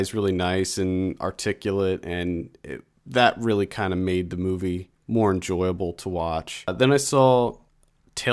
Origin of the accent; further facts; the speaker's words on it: York, Pennsylvania, United States; my hometown of York, Pennsylvania